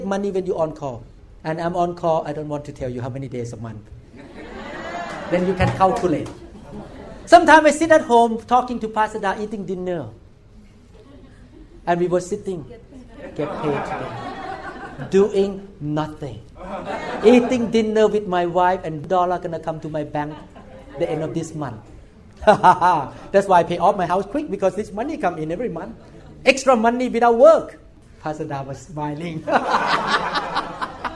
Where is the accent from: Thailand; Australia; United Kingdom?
Thailand; English is a second language; moved away as an adult; I'm a neurosurgeon from Thailand